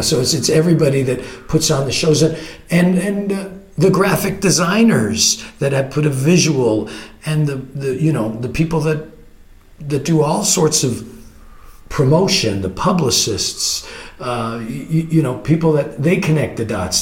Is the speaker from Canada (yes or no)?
yes; Canada; I'm a Canadian